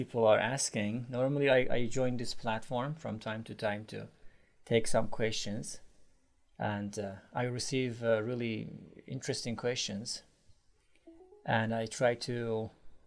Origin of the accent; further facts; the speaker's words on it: Iran; moved away as an adult; now in Istanbul, Turkey; I am from Iran, but I live in Istanbul, Turkey